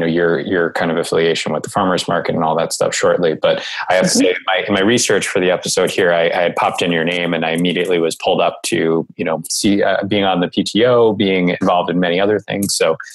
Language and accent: English; New Jersey, United States; now in Riverside, United States; we won't dive into my native Jersey roots.